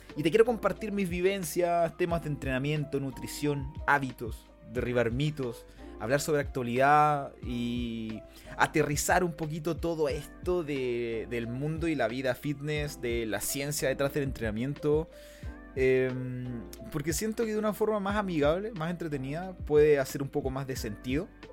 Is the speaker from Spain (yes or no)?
no; Punta Arenas, Magallanes and Chilean Antarctica, Chile; Vengo del sur de Chile, de la región más austral del país. Nací en Punta Arenas, región de Magallanes.